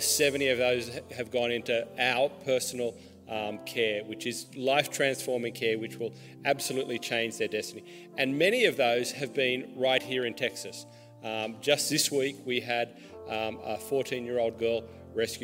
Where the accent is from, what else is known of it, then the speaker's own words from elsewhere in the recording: Australia; I'm Australian